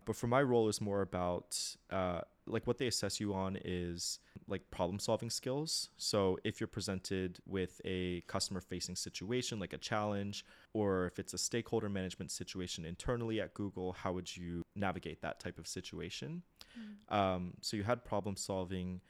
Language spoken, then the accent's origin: English; United States; moved away as an adult; also born or lived in Japan; I'm a typical American